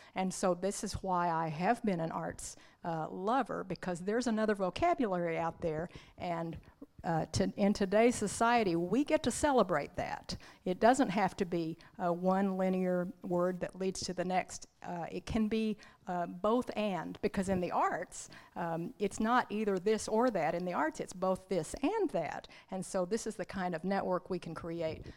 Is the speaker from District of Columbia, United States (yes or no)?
no; Arkansas, United States; also born or lived in Oklahoma; grew up in Arkansas